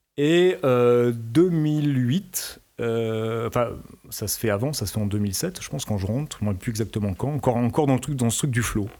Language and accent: French; France; je suis français.